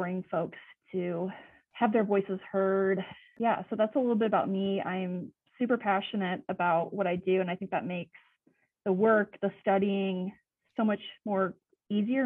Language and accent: English; Nebraska, United States; also born or lived in Phoenix, Arizona; now in Tucson, United States; I did grow up in Nebraska around a lot of farming.